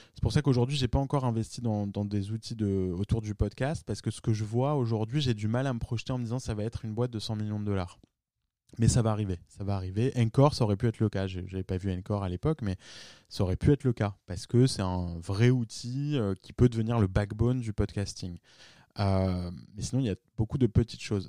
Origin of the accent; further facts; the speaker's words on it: France; moved away as an adult; also born or lived in New York / Palo Alto; j'étais un des premiers à, par exemple, à New York, euh, à monter une boîte en tant que Français